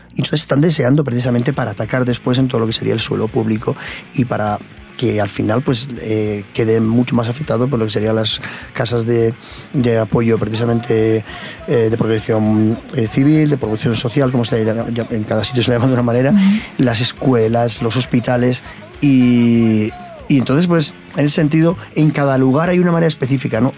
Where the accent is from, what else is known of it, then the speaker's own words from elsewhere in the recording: Irún, Basque Country, Spain; yo precisamente vengo de, un barrio eh, popular en, en Irún, donde nací en el País Vasco